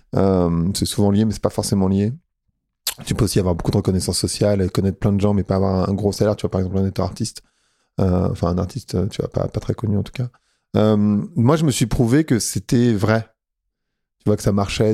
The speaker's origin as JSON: {"language": "French", "area": "Paris suburbs", "region": "Île-de-France", "country": "France", "tie": "born or raised there", "moved": "as an adult", "lives_now": "Lisbon, Portugal", "said": "Moi, j'ai grandi en banlieue parisienne, dans une cité euh, dans le 95"}